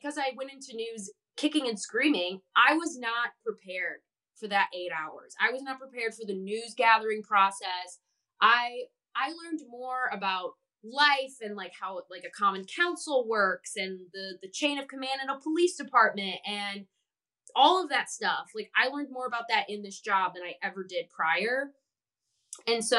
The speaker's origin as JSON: {"language": "English", "area": "outside of Chicago", "region": "Illinois", "country": "United States", "tie": "born or raised there", "moved": "yes", "said": "I grew up outside of Chicago"}